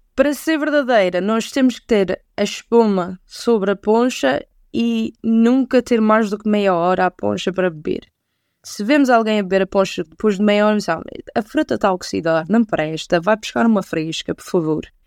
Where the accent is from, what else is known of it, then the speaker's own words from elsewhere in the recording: Machico, Madeira, Portugal; Eu sou da Madeira, sou da, lá da Terrinha de Machico